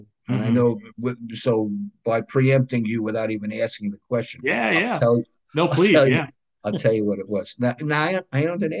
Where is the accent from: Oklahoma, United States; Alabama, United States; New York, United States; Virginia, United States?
New York, United States; accent: New York; I'm back on Long Island in New York, and I'm a native New Yorker. A lot of people can hear that in my accent.